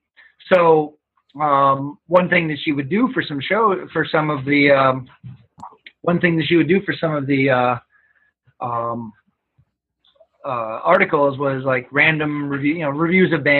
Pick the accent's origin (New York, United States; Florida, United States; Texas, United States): New York, United States; Albany; born or raised there